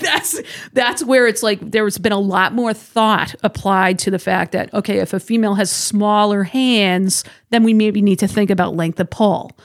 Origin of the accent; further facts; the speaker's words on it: Massachusetts, United States; moved away; I'm originally from Massachusetts